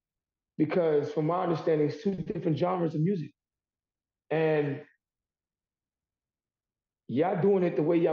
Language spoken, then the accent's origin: English; New York City, New York, United States; I am born and raised in Harlem, New York